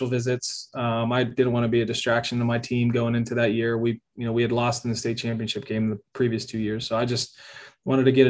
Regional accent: Pittsburgh, Pennsylvania, United States; born or raised there; moved away as an adult; now in Kansas City, United States

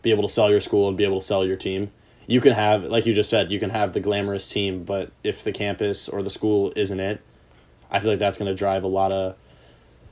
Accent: Apple Valley, Minnesota, United States; small cities where I'm from Apple Valley, which is 30 minutes south of Minneapolis, and it's even quiet down here

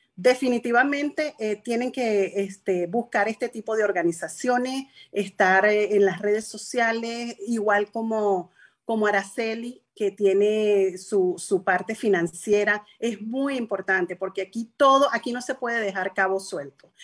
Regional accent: Venezuela; moved away as an adult; now in United States; Yo llegué a este país, contador público en mi país, asesor fiscal en Venezuela, empresaria

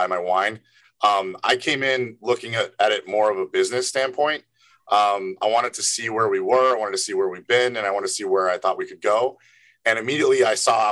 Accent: Evanston, Illinois, United States; moved away as an adult; now in New York, United States; I'm from Chicago, Evanston, born and raised. Moved to New York

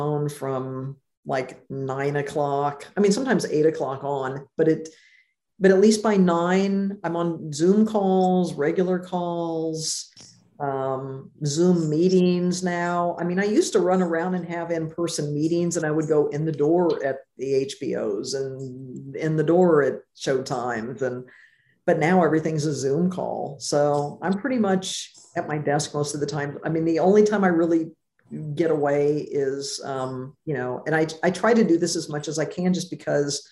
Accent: Jefferson City, Missouri, United States; moved away as an adult; now in Los Angeles, United States; I grew up in Jefferson City

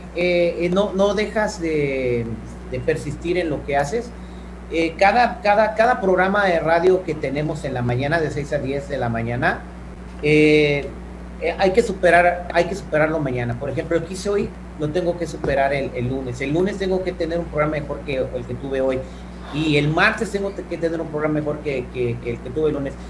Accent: Morelia, Michoacán, Mexico; moved away as an adult; also born or lived in San Francisco, California, United States; now in United States; Me siento michoacano porque viví eh, toda mi infancia en Morelia, Michoacán, hasta que me vine a vivir a los Estados Unidos de vuelta a los 18, pero yo nací en, San Francisco, California.

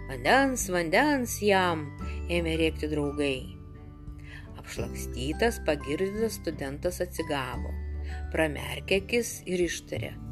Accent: Samogitia, Lithuania; accent: Samogitian; mano ta žemaičių tarmė, kurią, aš, kurią kalbėjo mano tėvai, seneliai nes jie nuo tilšių mažiekių krašto.

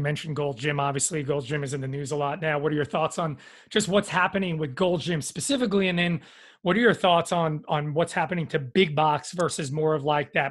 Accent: New York, United States; I'm from New York

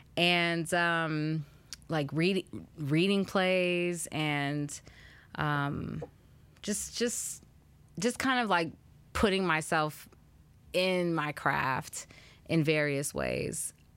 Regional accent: the Bay Area, California, United States; moved away as an adult; also born or lived in Chicago; I'm from Cali, I'm from the Bay, I'm used to mild weather

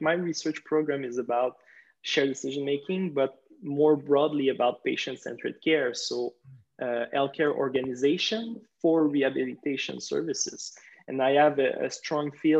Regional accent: Quebec, Canada; I'm from Quebec in Canada

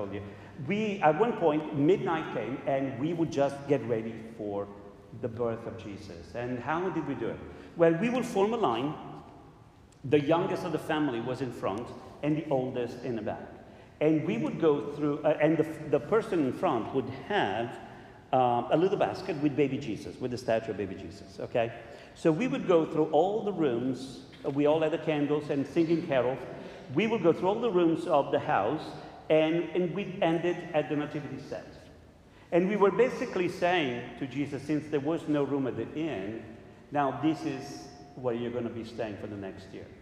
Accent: Southern Italy, Italy; moved away; I'm from Italy, and we in Italy have, in the south, we have different traditions

